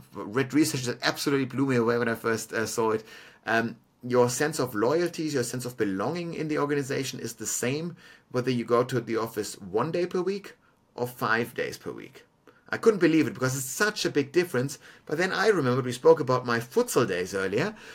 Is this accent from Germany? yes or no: yes; Munich, Bavaria, Germany; now in Melbourne, Australia; Germany, for example, where I'm from, is, is a stagnant uh, population uh, on a national level, but my hometown of Munich